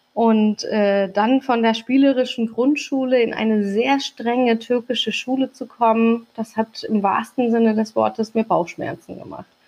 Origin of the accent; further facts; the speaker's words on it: Hamburg, Germany; also born or lived in Turkey; ich bin mitten auf dem Kiez groß geworden